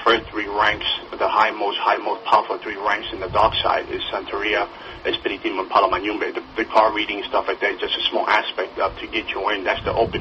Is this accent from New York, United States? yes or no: yes; New York City, New York, United States; we moved to the Bronx, and we grew up in the Bronx